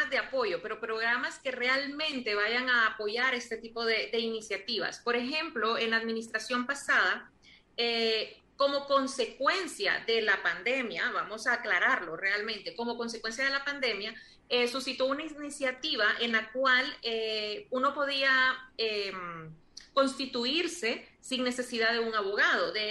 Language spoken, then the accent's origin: Spanish; Honduras; yo como hondureña me siento tremendamente Em, orgullosa de un país que produce uno de los mejores cacaos del mundo.